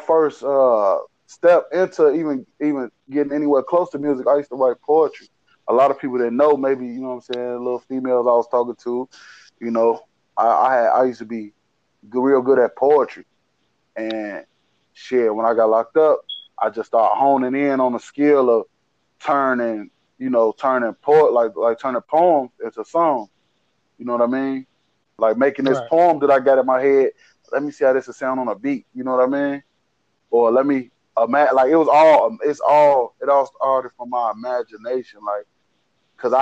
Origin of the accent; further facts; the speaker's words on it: Chicago, Illinois, United States; I'm from Chicago Avenue and Drake. West side, born and raised.